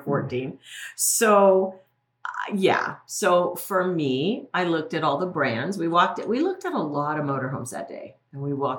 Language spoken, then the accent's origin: English; Colorado, United States; So we're from Colorado to Massachusetts a long way.